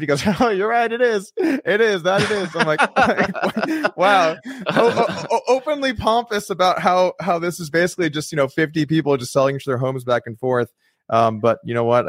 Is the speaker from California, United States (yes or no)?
yes; California, United States; moved away as an adult; also born or lived in Las Vegas; now in Texas, United States; I was born in California, I grew up in California